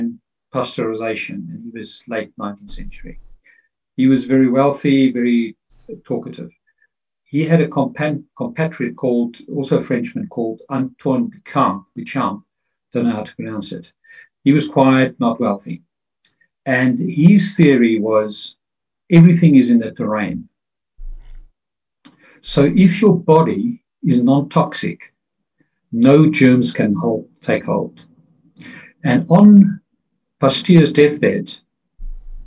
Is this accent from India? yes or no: no; Pretoria, Gauteng, South Africa; I grew up in South Africa in the 60s, 70s